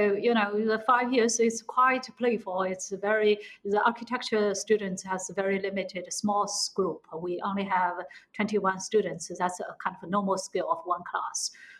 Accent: Shanghai, China; I'm from Shanghai, yes.

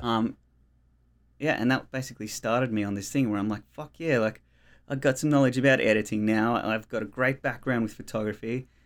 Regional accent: Melbourne, Victoria, Australia; moved away as an adult; now in Tasmania, Australia; I grew up in Australia in Melbourne, um, in the outer eastern suburbs, in the Dandenongs, um, in Upway

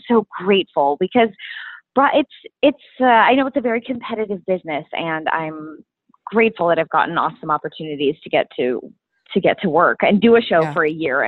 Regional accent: Minneapolis, Minnesota, United States; moved away; I'm originally from Minnesota. And I grew up doing theater there.

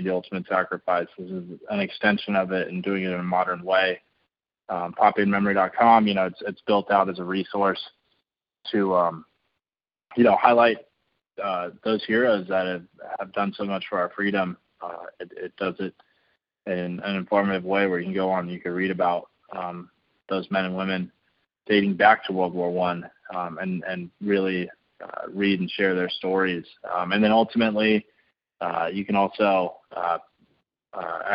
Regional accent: San Diego, California, United States; I grew up in San Diego, surrounded by the military

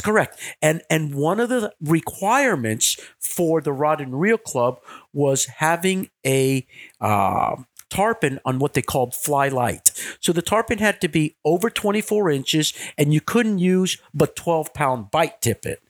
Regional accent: Miami, Florida, United States; I was born and raised in Miami.

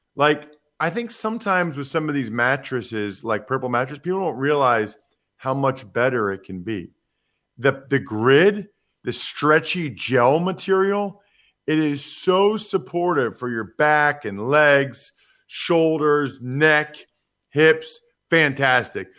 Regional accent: Philadelphia, Pennsylvania, United States; the Eagles, my hometown team

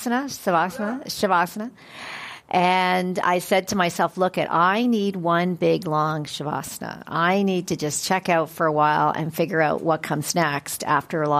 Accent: Canada; I am a Canadian girl

